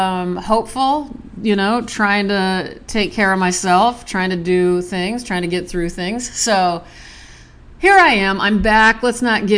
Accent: Nebraska, United States; I'm from Nebraska

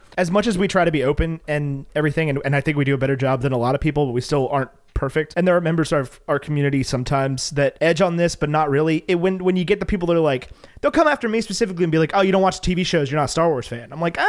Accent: United States; I'm American.

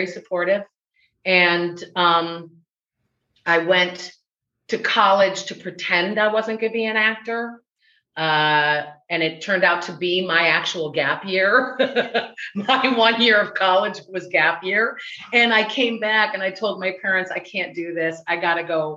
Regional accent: Midwest, United States; accent: Chicago; moved away as an adult; also born or lived in Chicago; now in Los Angeles, United States; the Midwesterner that I am

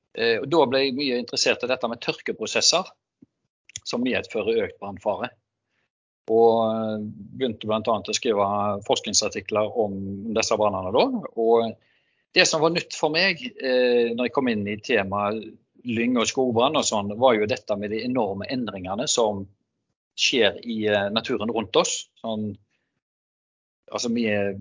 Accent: Haugesund, Rogaland, Norway; Jeg er fra Haugesund

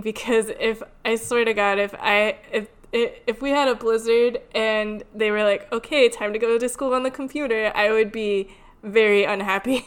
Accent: Connecticut, United States; moved away; also born or lived in Louisiana; I grew up in Connecticut and um, I lived in Louisiana for a little while in middle school

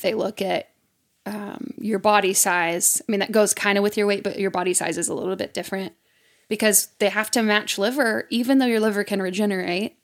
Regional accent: Mississippi, United States; it's my home state

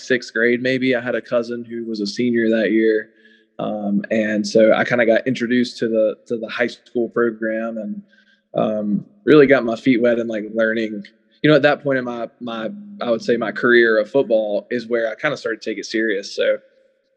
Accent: Westminster, South Carolina, United States; I grew up in Westminster, South Carolina, which is in the upstate

